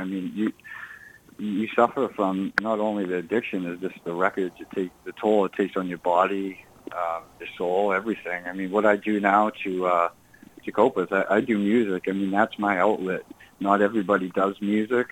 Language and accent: English; Burlington, Massachusetts, United States; I'm originally from Burlington, Massachusetts.